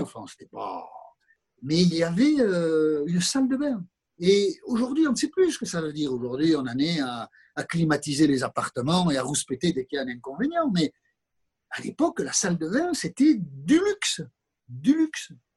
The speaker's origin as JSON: {"language": "French", "town": "Viodos", "region": "Nouvelle-Aquitaine", "country": "France", "tie": "born or raised there", "also_born_or_lived": "Moncayolle", "said": "je, suis né à Moncayol. mes parents, je n'avais pas un an, euh, sont partis dans un autre village qui s'appelle Viodos"}